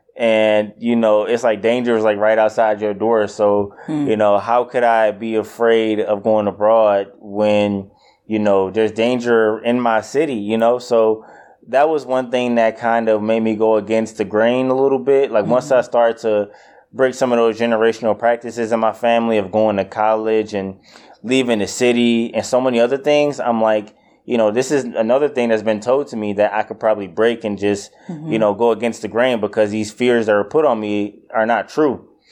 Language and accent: English; Detroit, Michigan, United States; also born or lived in Kalamazoo, Michigan; I'm from Detroit. I grew up in Detroit pretty much my entire life, and uh, till around the age of, I would say, 18, 19 when I went to college.